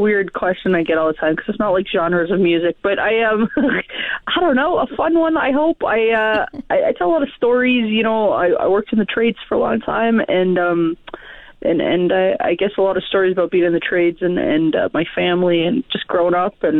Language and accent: English; Calgary, Alberta, Canada; I'm from Calgary, actually, yeah.